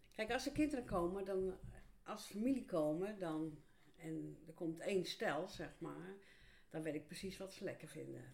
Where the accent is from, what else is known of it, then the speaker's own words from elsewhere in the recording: Rotterdam, South Holland, Netherlands; moved away as an adult; now in Buitenpost, Netherlands; Ik kom uit Rotterdam.